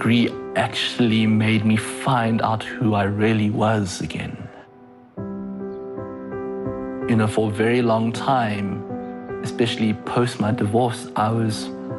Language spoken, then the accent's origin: English; South Africa; I'm South African, but I'm a Chinese person in South Africa